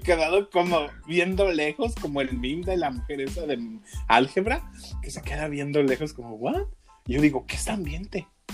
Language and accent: Spanish; Mexico; yo soy un mexicano muy raro